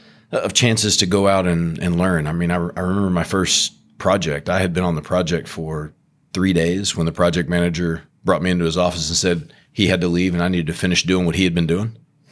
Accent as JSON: {"language": "English", "town": "Beaumont", "region": "Texas", "country": "United States", "tie": "born or raised there", "said": "No, Beaumont boy."}